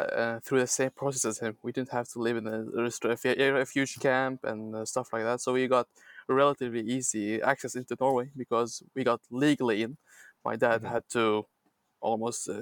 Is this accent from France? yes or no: no; Baghdad, Baghdad Governorate, Iraq; moved away as an adult; I was born and raised in Iraq, and I lived in Iraq all my life, actually. Besides traveling between Iraq and Syria, I have only lived in Baghdad